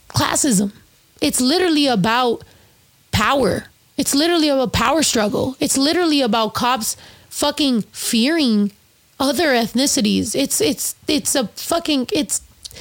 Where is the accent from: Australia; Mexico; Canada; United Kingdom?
Mexico; first language Spanish; English is a second language; also born or lived in Michoacán; now in United States; I was raised in Mexico, in Zacatecas, in Michoacán.